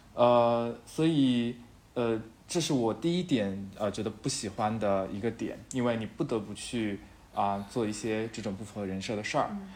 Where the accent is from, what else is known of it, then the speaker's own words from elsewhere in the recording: Shanghai, China; moved away as an adult; now in Chengdu, China; 虽然我是上海人，但是我现在在成都工作，是一个荣漂